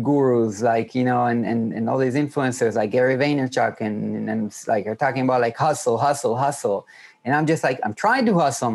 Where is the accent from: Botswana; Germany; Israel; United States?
Israel; I'm from Israel, which is like 2 hours ahead